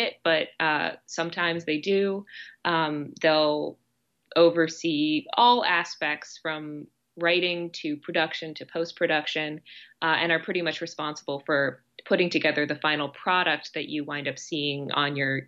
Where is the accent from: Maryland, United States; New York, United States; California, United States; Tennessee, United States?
Maryland, United States; Silver Spring; moved away as an adult; also born or lived in Chicago, United States; now in Los Angeles, United States; I was born in Silver Spring, Maryland, which is just outside of Washington, DC